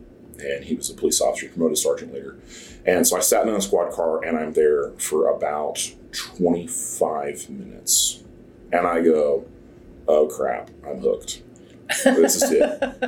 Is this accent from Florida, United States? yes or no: no; Snohomish, Washington, United States; moved away; also born or lived in Dallas; I'm originally from Washington State. I grew up in the little town of Snohomish.